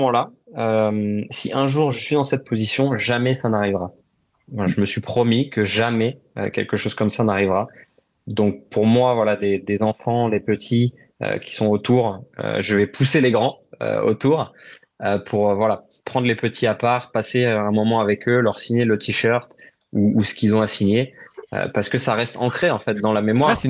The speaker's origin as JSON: {"language": "French", "country": "France", "said": "mais il y a une émotion particulière pour nous en tant que Français euh, d'aller au Paul Ricard."}